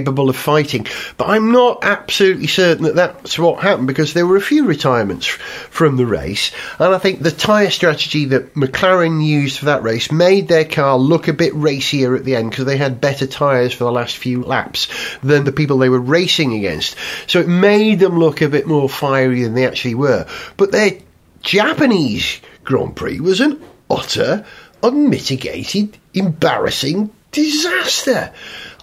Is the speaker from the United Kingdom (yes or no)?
yes; United Kingdom; I'm a Brit